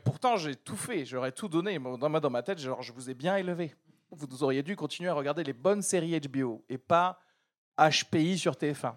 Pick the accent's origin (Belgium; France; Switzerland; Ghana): France; also born or lived in Algeria; je suis né en Algérie, de parents nés en Algérie, de grands-parents nés. Tu peux remonter comme ça jusqu'à Moufassa. D'accord Si on me fait le test ADN, euh, vous savez quels sont vos ancêtres et tout ça, bon, on va me dire, monsieur, vous êtes 100% de l'huile d'olive. D'accord Et euh, je suis arrivé en France avec ma famille euh, quand j'avais 9 ans